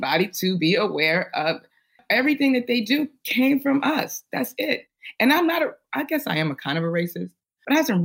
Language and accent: English; Chicago, Illinois, United States; I'm from Chicago, born and raised